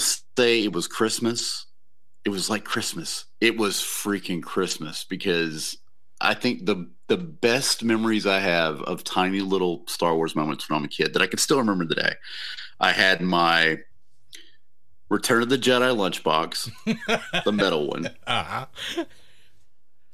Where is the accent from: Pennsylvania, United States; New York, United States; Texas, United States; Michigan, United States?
Texas, United States; Waco; I grew up in Waco